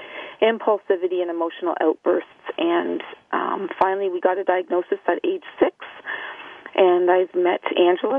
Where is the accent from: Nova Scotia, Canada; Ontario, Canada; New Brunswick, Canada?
Ontario, Canada; also born or lived in Winnipeg, Manitoba; I was born in Winnipeg, Manitoba, and I was adopted at 10 days old into a family with three older brothers, and then moved to Ontario when I was three.